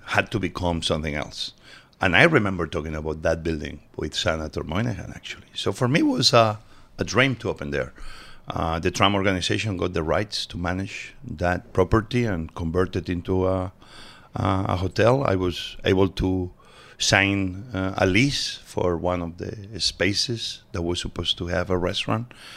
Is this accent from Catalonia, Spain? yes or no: yes; Barcelona, Catalonia, Spain; also born or lived in Mieres, Asturias, Spain; So I was born in Asturias, but we moved very early on to Barcelona